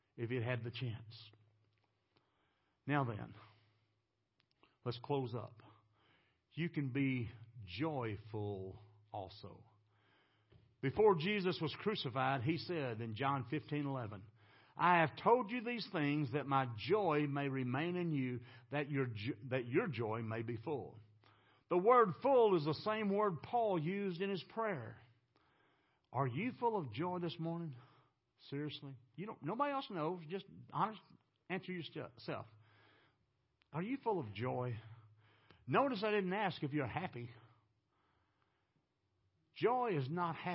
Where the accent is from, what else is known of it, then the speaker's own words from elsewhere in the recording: Texas, United States; I'm from Texas.